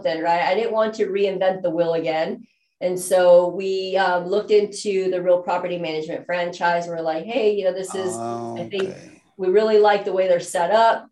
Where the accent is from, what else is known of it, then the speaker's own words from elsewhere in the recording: New Mexico, United States; now in Houston, United States; We were born and raised in New Mexico